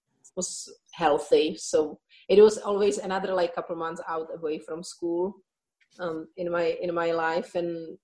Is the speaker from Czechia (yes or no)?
yes; Czechia; English is a second language; moved away; I think you can hear in my accent that it's not originally English. So my childhood was in the Czech Republic, part of at that time Czechoslovakia